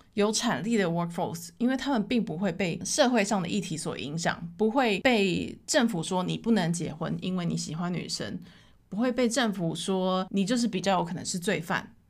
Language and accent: Chinese; Taiwan; 我觉得身为台湾人